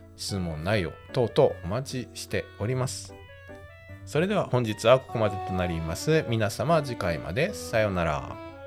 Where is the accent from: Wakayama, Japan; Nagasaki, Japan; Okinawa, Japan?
Wakayama, Japan; born or raised there